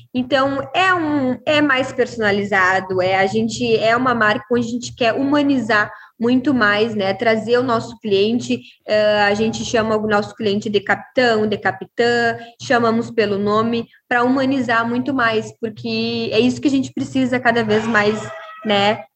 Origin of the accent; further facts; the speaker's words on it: Uruguaiana, Rio Grande do Sul, Brazil; Sou gaúcha, sou da cidade de Uruguaiana, Rio Grande do Sul